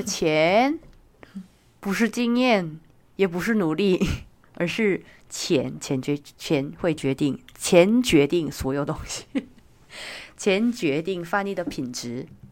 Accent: South Korea; Chinese is a second language; now in Taiwan; 我身为韩国人

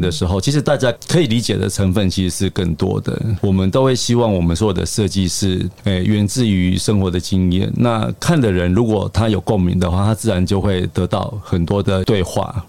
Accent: Taiwan; 以我们台湾人的食的生活习惯上面，我们其实是一个还蛮融合的民族嘛

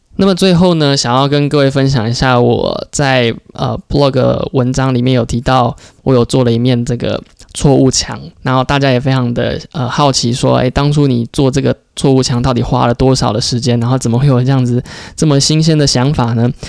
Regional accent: Taiwan; moved away as an adult; also born or lived in United States; 我们台湾人

